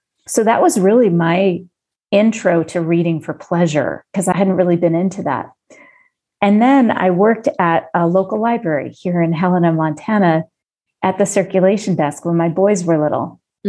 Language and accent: English; Jamaica; children's books and young adult books from growing up in Jamaica.